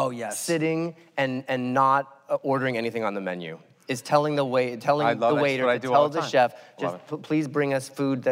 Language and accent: English; Albuquerque, New Mexico, United States; Oh, I'm from Albuquerque, man. Green chili, anything.